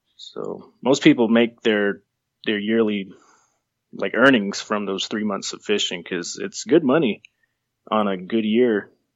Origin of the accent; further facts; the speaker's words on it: Sabinal, Texas, United States; I'm from a small town in Texas.